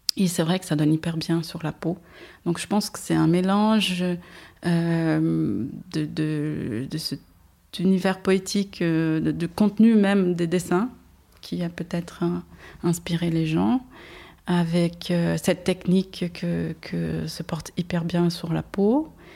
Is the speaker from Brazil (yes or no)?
yes; Brazil; French is a second language; moved away as an adult; au Brésil, j'étais déjà indépendante.